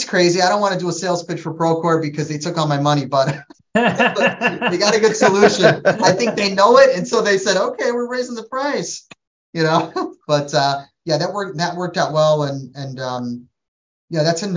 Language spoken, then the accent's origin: English; Trinidad & Tobago; moved away; I'm from Trinidad, West Indies, so we're Asian Indian